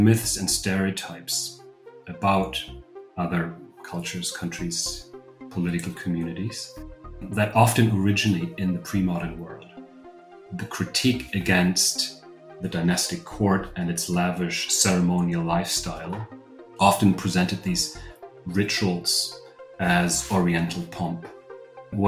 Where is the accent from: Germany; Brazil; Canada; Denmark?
Germany; moved away as an adult; also born or lived in Rostock, Germany / Cambridge, United Kingdom / Oxford, United Kingdom / Istanbul, Turkey; now in Vienna, Austria; I'm from Germany originally